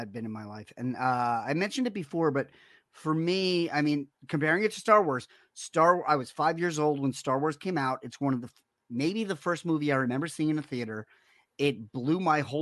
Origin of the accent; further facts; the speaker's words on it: New York City, New York, United States; I grew up in Rockaway Beach